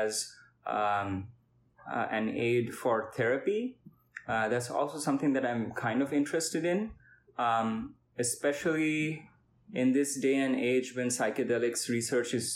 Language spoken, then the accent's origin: English; India; moved away; I am from India, and I am a physics/neuroscience